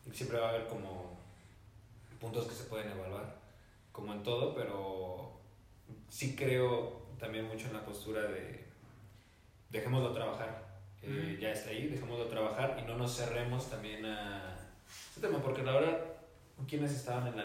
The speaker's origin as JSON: {"language": "Spanish", "country": "Mexico", "said": "como mexicano, un entrenador mexicano"}